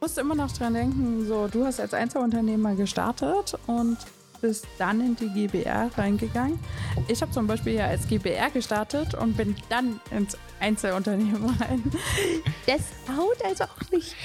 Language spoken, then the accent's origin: German; Riesa, Saxony, Germany; ich komme ja gebürtig aus Riesa